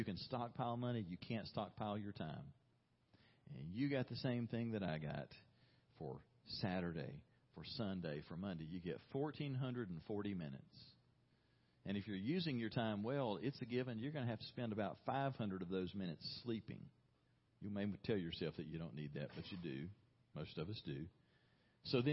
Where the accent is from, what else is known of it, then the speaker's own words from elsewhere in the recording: Brundidge, Alabama, United States; I grew up in a small town in southeast Alabama called Brundage, very, very small town.